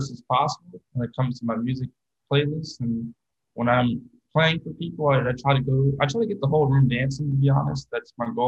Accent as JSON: {"language": "English", "region": "Florida", "country": "United States", "tie": "born or raised there", "said": "I was while I was growing up in Florida, some of my high school friends kind of introduced me as well as my older brother"}